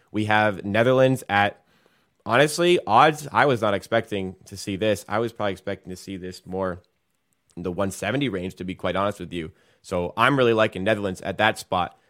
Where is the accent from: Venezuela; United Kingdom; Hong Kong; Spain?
United Kingdom; England; I am English